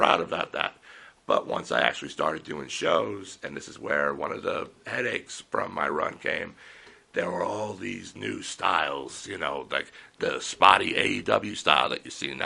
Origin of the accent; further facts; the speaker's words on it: Yaphank, New York, United States; I grew up in the Yaphank area.